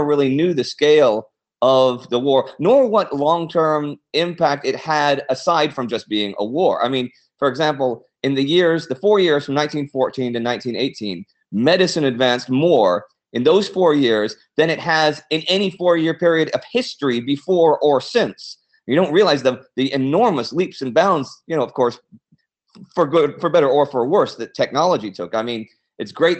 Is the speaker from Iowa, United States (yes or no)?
no; Texas, United States; I grew up in Texas